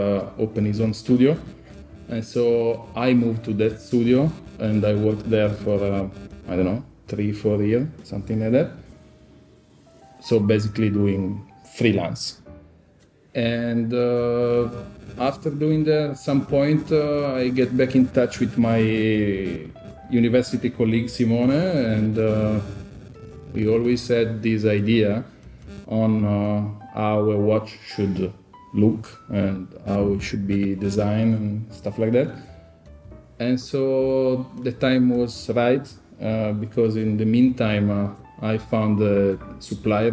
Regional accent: Chiavenna, Lombardy, Italy; moved away as an adult; now in Milan, Italy; I'm from Chiavenna. I live in Milano since the university here.

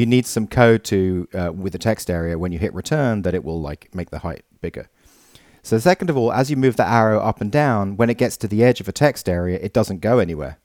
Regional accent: England, United Kingdom; I'm the English guy

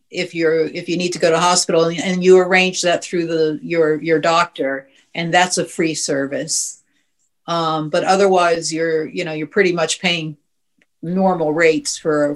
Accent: New Jersey, United States; moved away as an adult; now in Dorset, United Kingdom; I'm from New Jersey.

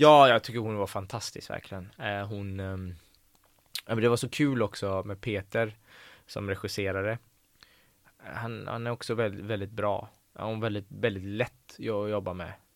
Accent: Gothenburg, Västra Götaland, Sweden; first language Persian; Swedish is a second language; also born or lived in Tehran, Iran; jag tycker att jag är uppvuxen i Backa. Mm. Um, i Hisingen

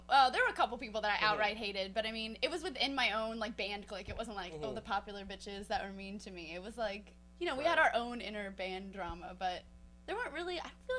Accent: Austin, Texas, United States; I went to high school right outside of Austin in Lake Travis.

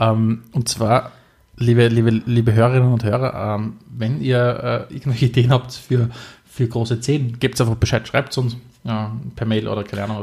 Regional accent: Austria

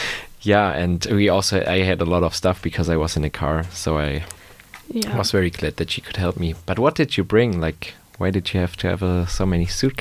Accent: Germany; moved away as an adult; now in Gothenburg, Sweden; I am from Germany. I came here to study a couple of months ago.

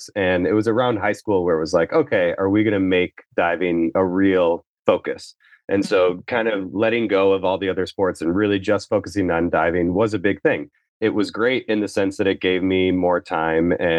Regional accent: Midwest, United States; I grew up in the Midwest

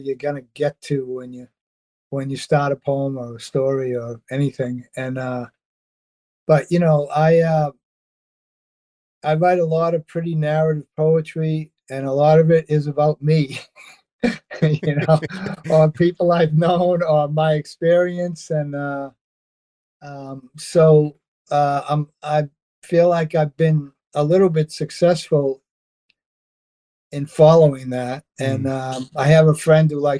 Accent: Revere, Massachusetts, United States; moved away as an adult; now in North Shore, Massachusetts, United States; I grew up in Revere, Massachusetts, just a little north of Boston

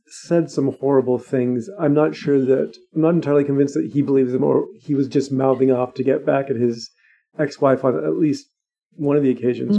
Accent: Scotland, United Kingdom; as a Scottish person

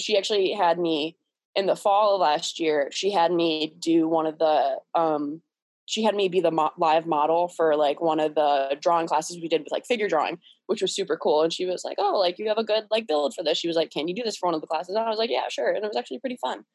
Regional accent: Cleveland, Ohio, United States; I'm from Cleveland, Ohio. Um, I've lived here my whole life

